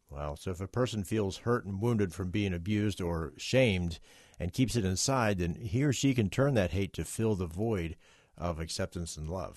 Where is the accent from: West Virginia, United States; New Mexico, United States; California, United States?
West Virginia, United States; I'm from West Virginia